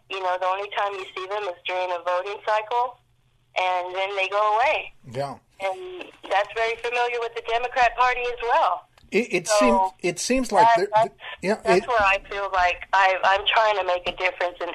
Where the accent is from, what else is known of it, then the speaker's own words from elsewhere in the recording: Fort Worth, Texas, United States; moved away as an adult; I was away from Fort Worth for over 20 years and I came back about eight years ago and came to my hood which is south side of Fort Worth